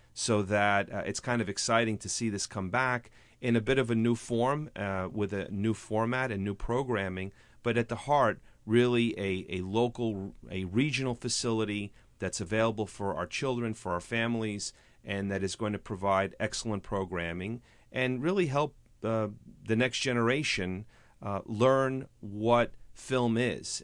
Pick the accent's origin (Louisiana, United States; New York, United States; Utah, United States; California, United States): New York, United States; New Rochelle; also born or lived in Bronx, New York; I grew up in New Rochelle and in the Bronx